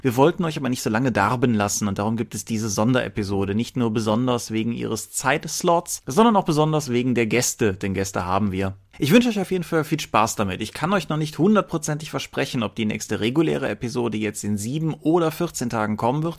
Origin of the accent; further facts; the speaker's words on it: Eifel, North Rhine-Westphalia, Germany; das Eifeldorf, wo ich groß geworden bin